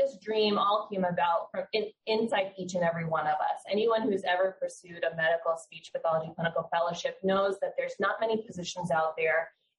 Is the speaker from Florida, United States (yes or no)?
yes; Fort Lauderdale, Florida, United States; now in Tampa, United States; I'm also a native Floridian. I'm from Fort Lauderdale area, actually. And I moved up to Tampa for this fellowship position.